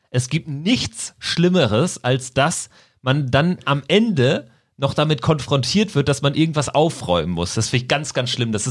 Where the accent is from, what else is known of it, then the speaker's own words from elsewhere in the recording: Bielefeld, North Rhine-Westphalia, Germany; wenn ich jetzt aber als Bielefelder daran gehen würde, ganz strategisch